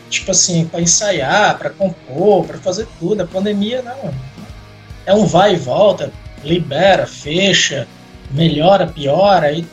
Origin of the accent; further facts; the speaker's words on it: Fortaleza, Ceará, Brazil; A gente é de Fortaleza.